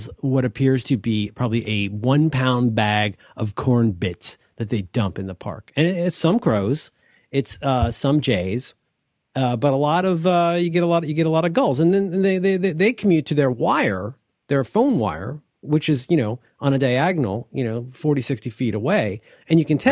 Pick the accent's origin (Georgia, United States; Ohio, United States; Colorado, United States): Ohio, United States; moved away; I'm actually from Ohio